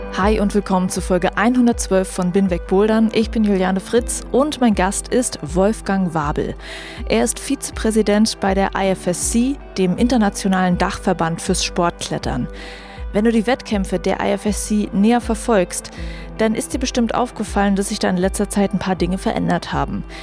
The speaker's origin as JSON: {"language": "German", "country": "Germany", "said": "Bei uns in Deutschland"}